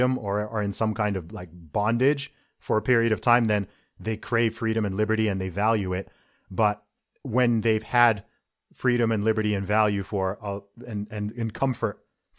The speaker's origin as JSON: {"language": "English", "country": "Saudi Arabia", "tie": "born or raised there", "said": "I grew up in Saudi Arabia, so I've kind of got like an interesting contrast here"}